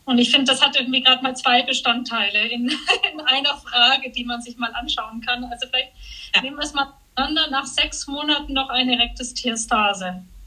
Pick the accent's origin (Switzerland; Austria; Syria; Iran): Switzerland; jetzt auch hier bei uns in der Schweiz